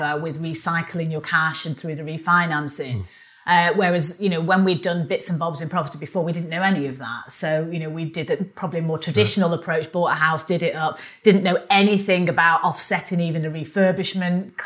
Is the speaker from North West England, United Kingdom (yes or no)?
yes; Manchester, North West England, United Kingdom; accent: northerner; also born or lived in London; now in Kingston, United Kingdom; Manchester, which is my hometown, even though we live in London